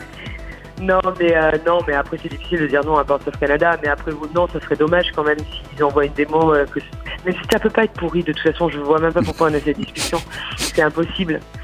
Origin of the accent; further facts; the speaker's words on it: France; en tant que Française